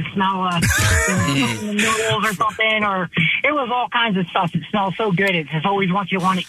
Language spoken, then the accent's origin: English; Philadelphia, Pennsylvania, United States; I'm from Northeast Philadelphia. I'm actually up next to Route 1.